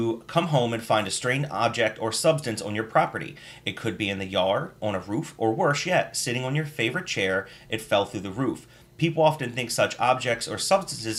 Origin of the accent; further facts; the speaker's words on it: United States; I'm American